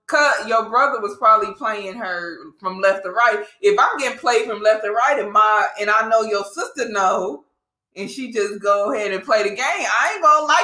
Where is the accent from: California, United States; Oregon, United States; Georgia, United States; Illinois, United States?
Georgia, United States; Gwinnett; I'm from Gwinnett